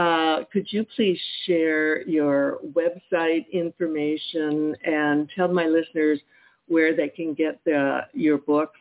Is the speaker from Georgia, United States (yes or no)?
no; California, United States; moved away; I'm from California. Well, we were there for over 40 years.